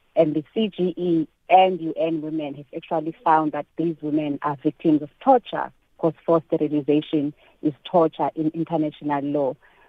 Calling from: Durban, KwaZulu-Natal, South Africa; I'm calling you from Durban.

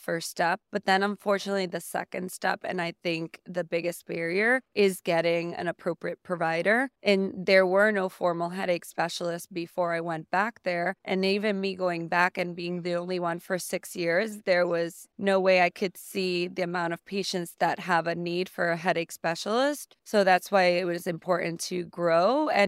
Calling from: San Juan, Puerto Rico; I am currently coming from San Juan, Puerto Rico. I am a headache specialist there in the island.

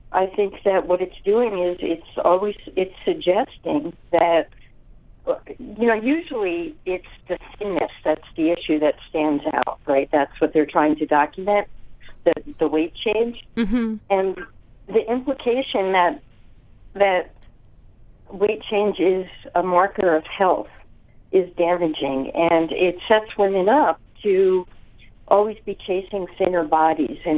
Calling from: San Francisco, California, United States; From San Francisco.

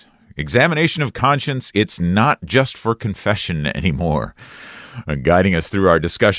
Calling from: Wisconsin, United States; I'm coming from Wisconsin myself, and it is a nice, although chilly day. Up here closer to the northern part of Wisconsin.

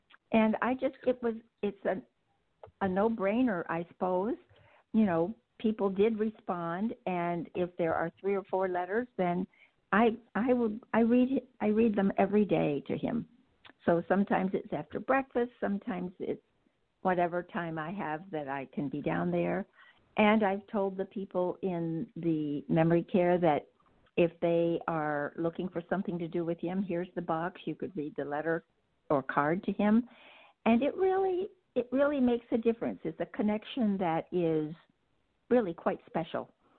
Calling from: Boston, Massachusetts, United States; I am in the greater Boston area.

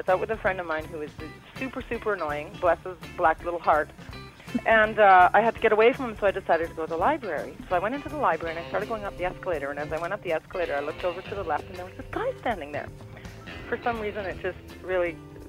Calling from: Vancouver, British Columbia, Canada; right now that's in Vortex in Vancouver

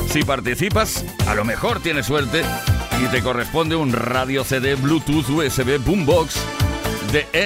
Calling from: Valencia, Valencian Community, Spain

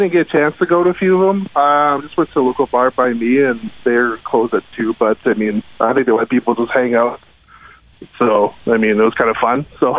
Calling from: Winnipeg, Manitoba, Canada; I'm in Winnipeg.

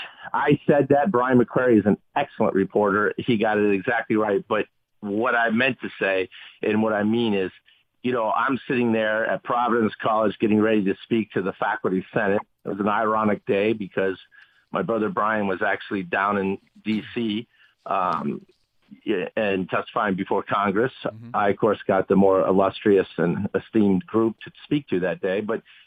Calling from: Haiti; Yes, I'm calling you from Haiti.

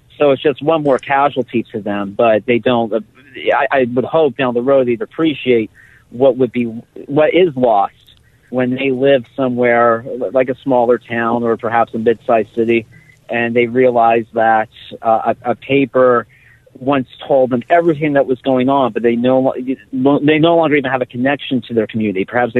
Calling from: Hazleton, Pennsylvania, United States; I'm calling you from Hazleton today

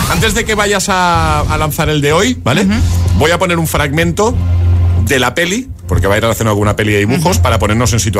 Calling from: Jerez, Andalusia, Spain; soy … de Jerez.

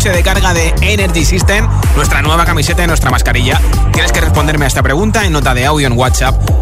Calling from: Madrid, Community of Madrid, Spain; de Madrid y yo pondría mi número en redes sociales por dinero

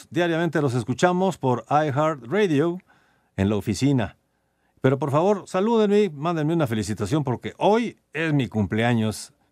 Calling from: Mexico City, Mexico; Hola, ¿qué tal? … de la Álvaro Obregón.

